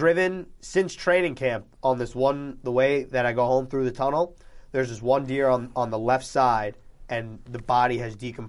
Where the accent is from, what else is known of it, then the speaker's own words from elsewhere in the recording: United States; First of all, I'm American. I celebrate Christmas.